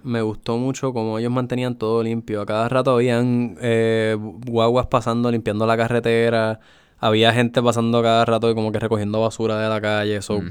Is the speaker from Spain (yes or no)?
no; Puerto Rico; somos de Puerto Rico